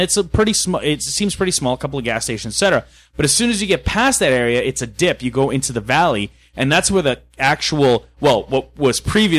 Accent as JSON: {"language": "English", "town": "Fort McMurray", "region": "Alberta", "country": "Canada", "tie": "born or raised there", "said": "when you're growing up in Fort McMurray"}